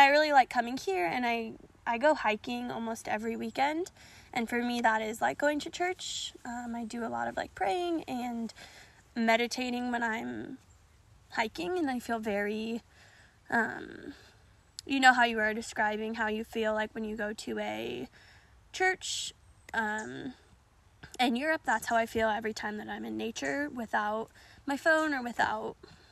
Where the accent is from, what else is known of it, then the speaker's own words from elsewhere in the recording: Colorado, United States; moved away; where I grew up in Colorado, so flat